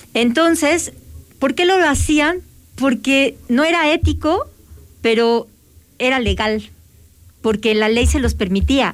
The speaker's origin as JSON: {"language": "Spanish", "country": "Mexico", "said": "todos existimos como mexicanos"}